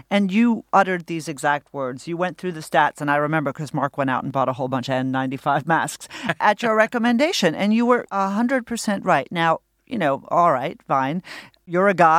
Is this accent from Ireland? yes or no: no; Australia; I'm from Australia.